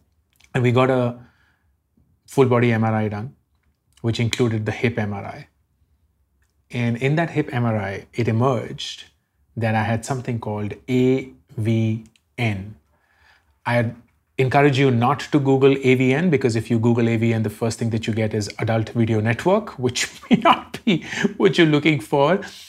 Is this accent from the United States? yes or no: no; Delhi, India; I grew up in Delhi